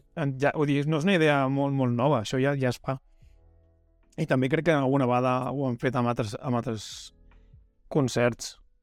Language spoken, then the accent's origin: Catalan; El Masnou, Catalonia, Spain; el meu cine, en el cine del Masnou